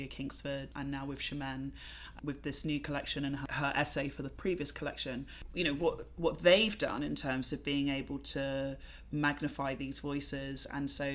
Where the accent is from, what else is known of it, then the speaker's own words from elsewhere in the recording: London, United Kingdom; I'm from London. I am a Black British woman of Jamaican heritage who's grown up in London